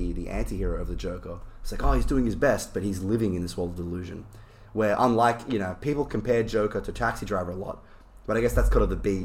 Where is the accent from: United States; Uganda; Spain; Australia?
Australia; I'm Australian